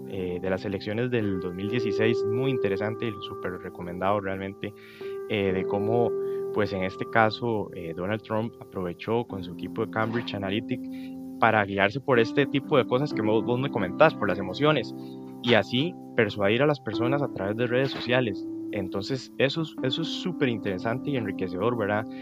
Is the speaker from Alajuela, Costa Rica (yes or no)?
yes; Alajuela, Costa Rica; soy de Alajuela